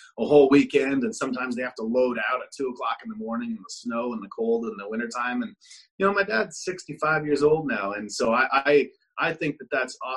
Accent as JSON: {"language": "English", "town": "Pembroke", "region": "Ontario", "country": "Canada", "tie": "born or raised there", "also_born_or_lived": "Kitchener", "moved": "as an adult"}